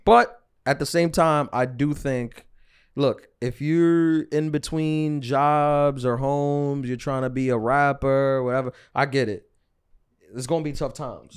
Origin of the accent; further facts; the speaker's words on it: New York City, New York, United States; I'm from New York City